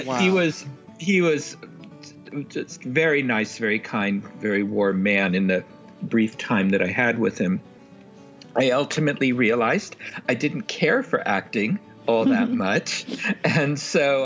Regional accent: San Francisco, California, United States; I grew up in San Francisco

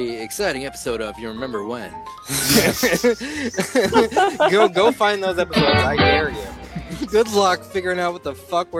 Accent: Colorado, United States; now in Chicago, United States; Guys, did you know that I'm from Chicago? Well, not really. I'm from Colorado. But did you know I live in Chicago?

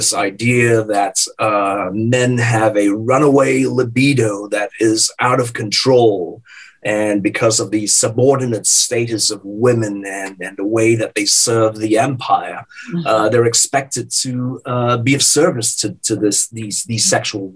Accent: Singapore; moved away as an adult; also born or lived in Canada / Indiana; I was born and raised in Singapore. I lived there until I was 21 years of age.

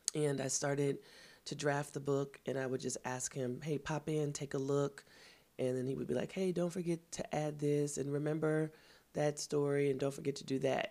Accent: Kansas City, Missouri, United States; I'm from Kansas City, Missouri

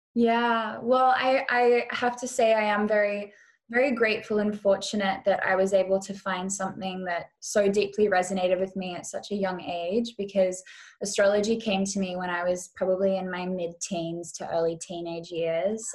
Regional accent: Western Australia, Australia; moved away; also born or lived in Bali / Europe / California; I grew up or I was born in Western Australia

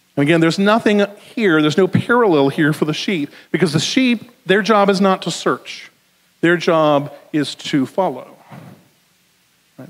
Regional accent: the South, United States; accent: southern; my southern accent

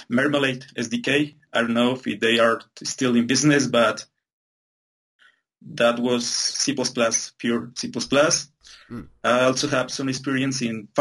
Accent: Popayán, Cauca, Colombia; I am from Popayan, Colombia, a small and beautiful city

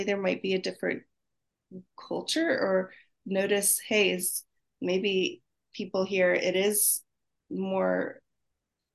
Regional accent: Laguna Beach, California, United States; I'm from Laguna Beach

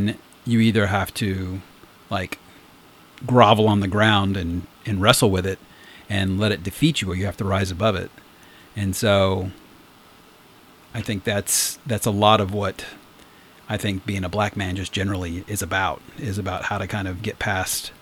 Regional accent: the South, United States; I grew up in the South as well

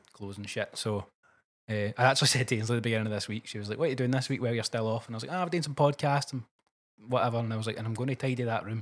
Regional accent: Cumbernauld, Scotland, United Kingdom; A place called Cumbernauld. It's just outside Glasgow.

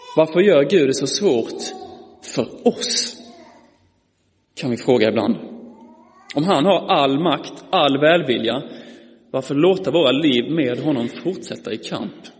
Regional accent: Malmö, Skåne, Sweden; som ni anar på min dialekt är jag ifrån eh, Malmö, eller Skåne.

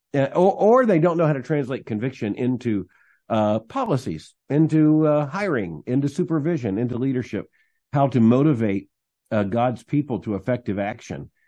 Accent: Florida, United States; moved away as an adult; also born or lived in Birmingham, Alabama / Louisville, Kentucky; I was born in Florida, uh, raised in a Christian home

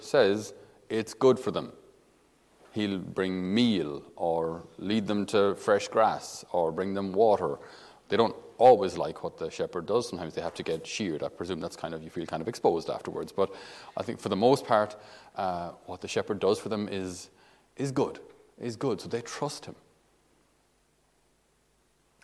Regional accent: the Midlands, Tipperary, Munster, Ireland; I'm from Midlands, in Tipperary.

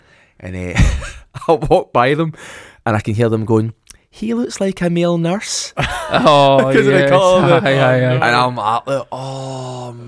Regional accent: Ireland; accent: Irish; Mind you, my Irish accent starting to come back through.

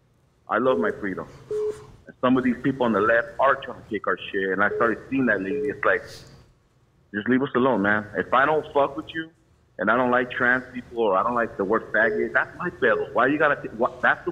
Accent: Baldwin Park, California, United States; I grew up in Baldwin Park, East

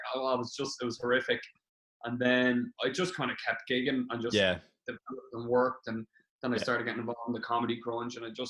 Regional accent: Dublin, Leinster, Ireland; moved away as an adult; also born or lived in Glendalough, Wicklow; Yeah, I'm originally from Dublin, but I moved down to Wicklow, to Glendalough, when I was about 9. And I moved back up to Dublin again when I was about 17.

